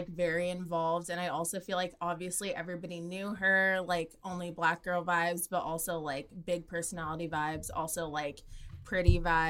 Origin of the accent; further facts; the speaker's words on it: Orange County, California, United States; also born or lived in Texas; now in Los Angeles, United States; So I'm from Orange County, which is an hour south of L.A.